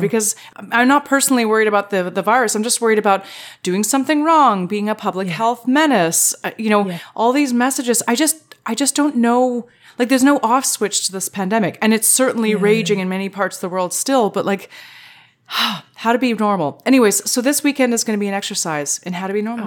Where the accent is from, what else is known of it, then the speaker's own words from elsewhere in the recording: Canada; there's a lot of us Canadians who will play hockey out in the road